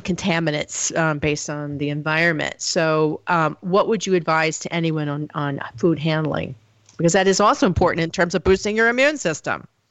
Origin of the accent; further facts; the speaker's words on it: the South, United States; I come from the South